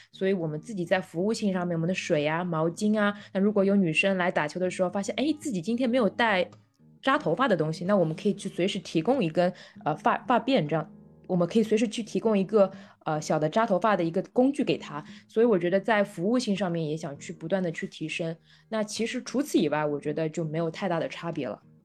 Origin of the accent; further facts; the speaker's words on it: Shanghai, China; 我是个上海人啊，就是从小在上海长大